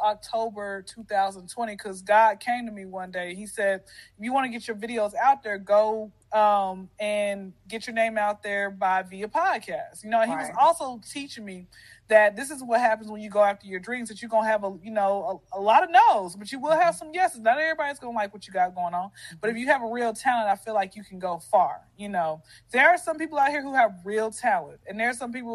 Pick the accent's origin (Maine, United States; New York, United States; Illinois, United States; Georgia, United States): Georgia, United States; Atlanta; born and raised in Atlanta. I've been here since I was 0